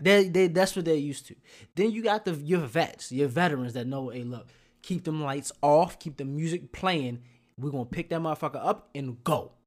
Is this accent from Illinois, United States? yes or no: no; Baltimore, Maryland, United States; moved away as an adult; growing up in Baltimore all the way up to maybe nine, eighteen years old